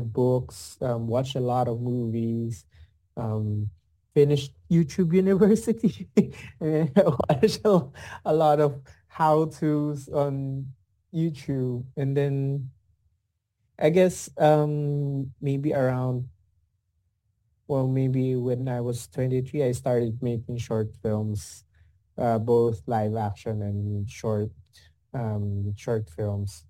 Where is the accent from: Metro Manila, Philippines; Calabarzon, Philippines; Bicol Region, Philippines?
Calabarzon, Philippines; Laguna; I grew up in Laguna, which is outside of Manila